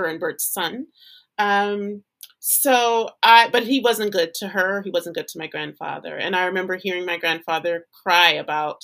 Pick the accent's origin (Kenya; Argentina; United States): United States; Louisiana; moved away as an adult; now in Los Angeles, United States; I had left Louisiana. I'm from Louisiana. I had left Louisiana to live in Los Angeles